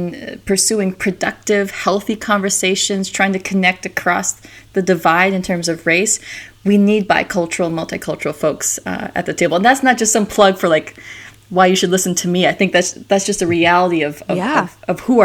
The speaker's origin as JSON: {"language": "English", "region": "Minnesota", "country": "United States", "tie": "born or raised there", "also_born_or_lived": "South Carolina", "said": "I was born in South Carolina, but then grew up in Minnesota"}